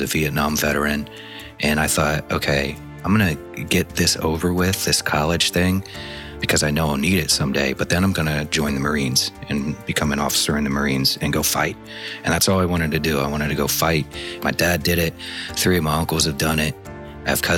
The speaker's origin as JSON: {"language": "English", "area": "Indiana and Ohio border", "region": "Midwest", "country": "United States", "tie": "born or raised there", "said": "I grew up in the Midwest, in the states of Indiana and Ohio, right on the border"}